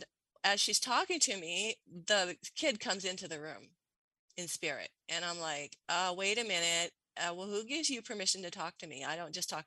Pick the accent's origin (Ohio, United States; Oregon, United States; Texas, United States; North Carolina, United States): Oregon, United States; Portland; I'm from Portland, the city of roses. And I grew up with roses all over the place